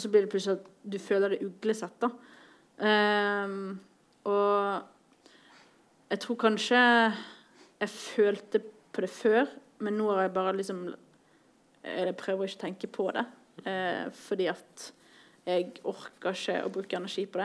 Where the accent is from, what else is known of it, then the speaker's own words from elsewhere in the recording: Bergen, Vestland, Norway; moved away as an adult; now in Oslo, Norway; er fra Bergen. Jeg bor i Oslo